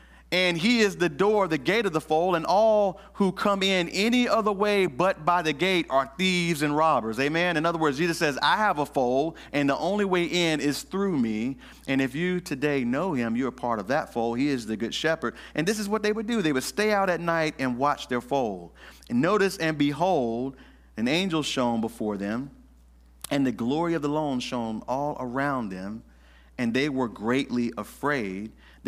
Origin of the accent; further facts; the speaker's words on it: the South, United States; And I'm from the South. We didn't have street lights. I'm from the farm. We had what's called an area light.